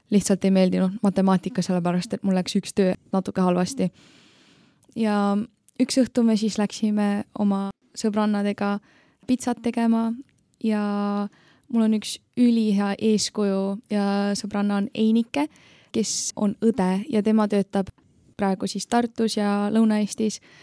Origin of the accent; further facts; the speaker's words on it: Tallinn, Harju County, Estonia; ma tulen Tallinnast